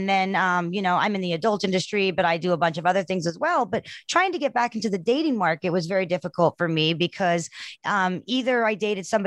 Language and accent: English; South Africa; I'm from South Africa